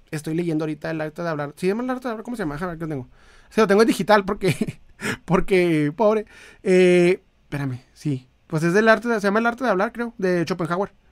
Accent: Chiapas, Mexico; born there; now in Monterrey, Mexico; yo nací en Chiapas y no hay nada que tianguis, no hay de tianguis. Cuando vine a, a, vivir a Monterrey me asombré de todo esto.

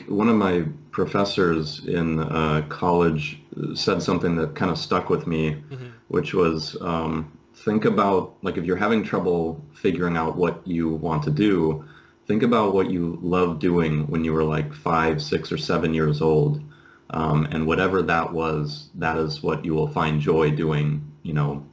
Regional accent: Seattle, Washington, United States; moved away as an adult; also born or lived in San Clemente, California; now in Finland; I'm from Seattle originally

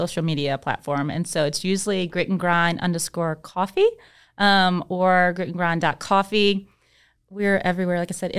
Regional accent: Mississippi, United States; also born or lived in Alabama; because we're from Mississippi. Then we moved to Alabama, so we way down there.

